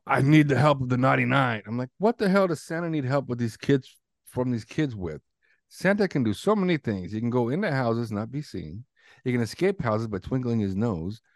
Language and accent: English; Canada; growing up in Canada